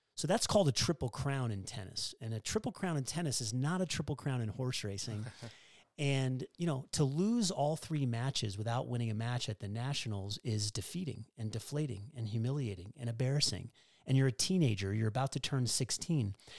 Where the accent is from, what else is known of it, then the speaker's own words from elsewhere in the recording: Denver, Colorado, United States; moved away as an adult; growing up in Colorado, it's not a tennis culture. And so for me to go from Denver, Colorado